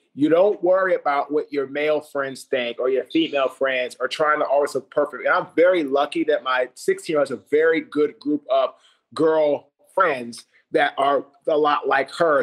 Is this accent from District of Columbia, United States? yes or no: yes; Washington, District of Columbia, United States; I'm from Washington, D.C.